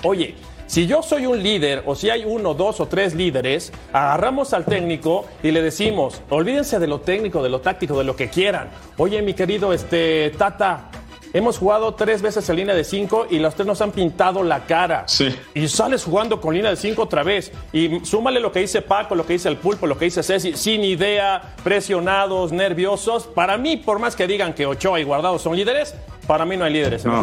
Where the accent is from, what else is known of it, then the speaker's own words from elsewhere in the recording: Mexico; como mexicano